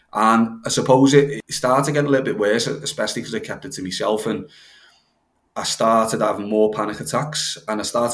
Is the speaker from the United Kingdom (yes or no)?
yes; Halewood, North West England, United Kingdom; I grew up in Knowsley, which is one of the most deprived areas in the whole country, which is on the outskirts of Liverpool, somewhere called Halewood.